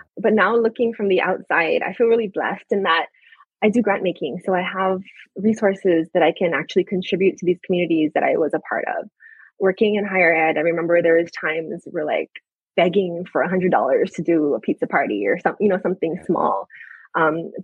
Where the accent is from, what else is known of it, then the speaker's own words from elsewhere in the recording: Oahu, Hawaii, United States; moved away as an adult; also born or lived in Seattle / California; I grew up on Oahu